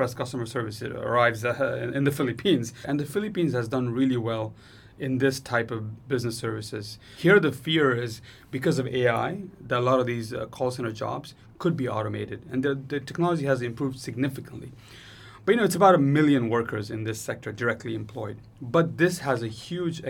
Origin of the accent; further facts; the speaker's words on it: Nepal; I'm from Nepal